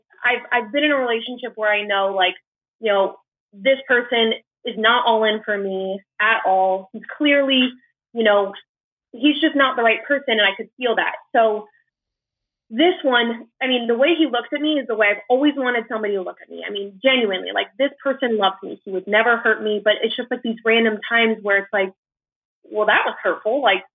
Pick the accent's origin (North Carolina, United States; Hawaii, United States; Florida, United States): Florida, United States; Orlando; I am 24 and I'm from Orlando, Florida.